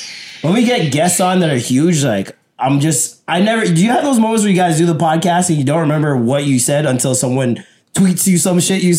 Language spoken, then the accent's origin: English; Jamaica; he knows I'm Jamaican.